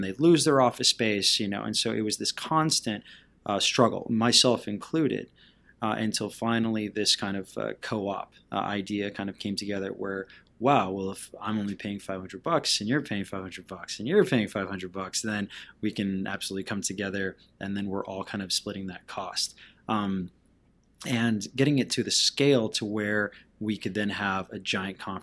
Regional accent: Lima, Peru; moved away as an adult; also born or lived in Panama / Bolivia / Texas; now in San Antonio, United States; I was born in Central America, in Panama, and then I was raised in South America, in Bolivia and Peru. And so I graduated high school in Lima, Peru, and then I moved to Texas

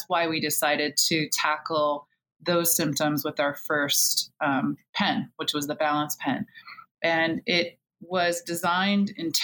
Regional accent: a small island outside of Seattle, Pacific Northwest, Washington, United States; moved away as an adult; also born or lived in Pennsylvania; now in Baltimore, United States; I grew up in the Pacific Northwest in a small island outside of Seattle

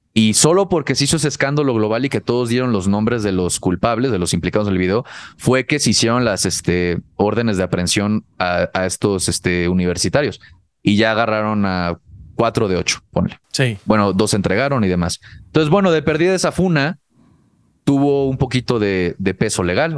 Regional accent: Cancún, Quintana Roo, Mexico; el círculo social donde yo crecí, por lo menos en Cancún, que ahí viví la preparatoria.

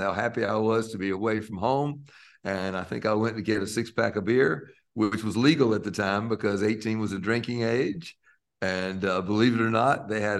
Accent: Lexington, North Carolina, United States; moved away as an adult; also born or lived in New York; where I grew up in Lexington, North Carolina

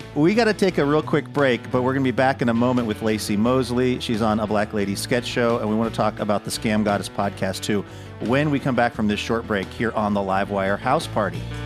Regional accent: Seattle, Washington, United States; my hometown of Seattle, Washington. Well, actually, just a little bit north of there

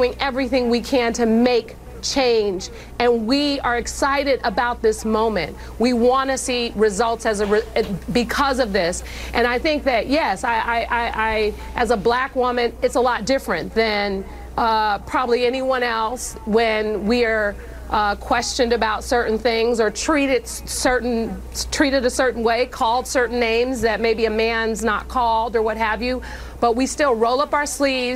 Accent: San Francisco, California, United States; I grew up in San Francisco in poverty, raised by my grandmother.

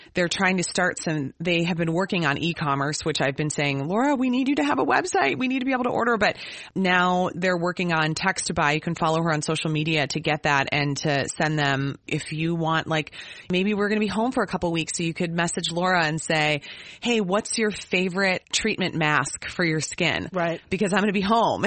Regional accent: Minnesota, United States; as a Minnesotan

